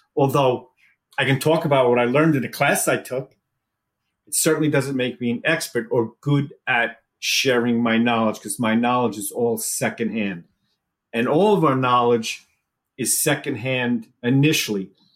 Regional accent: New York, United States; moved away as an adult; also born or lived in Wallingford, Connecticut; I came from New York originally

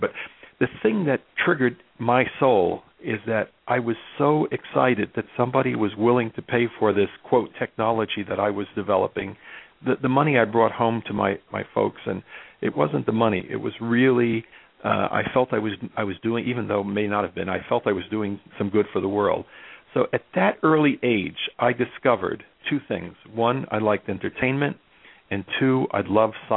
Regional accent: Elizabeth, New Jersey, United States; we didn't have very much money growing up in North Elizabeth, which is now the runways for Newark International Airport

